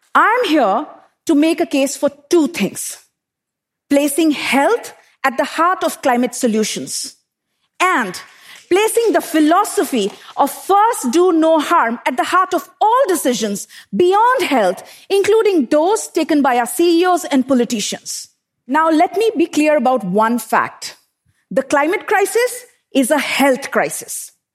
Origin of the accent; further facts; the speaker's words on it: Bokaro Steel City, Jharkhand, India; I grew up in Bokaro Steel City in eastern India, an industrial township surrounded by power plants and steel smelters